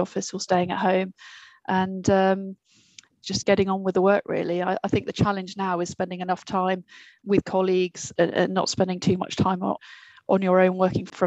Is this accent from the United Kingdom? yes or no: yes; United Kingdom; also born or lived in United States / New York / Bermuda; I'm American as well as British, despite the way I speak